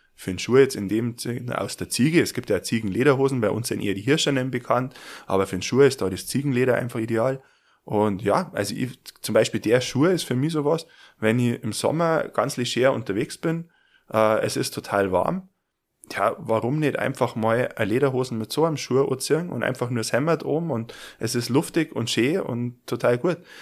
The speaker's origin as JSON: {"language": "German", "town": "Garmisch-Partenkirchen", "region": "Bavaria", "country": "Germany", "said": "bei uns in Garmisch"}